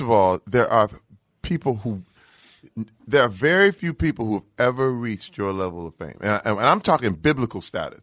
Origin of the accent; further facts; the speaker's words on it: Flint, Michigan, United States; moved away; I'm from Flint, Michigan